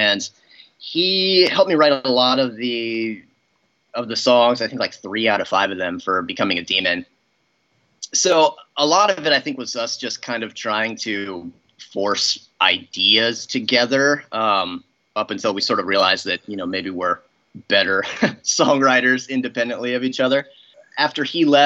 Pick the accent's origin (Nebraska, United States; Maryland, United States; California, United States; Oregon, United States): Oregon, United States; Oregon City; we're both from Oregon City. We didn't necessarily go to high school at the same time, but we went to the same high school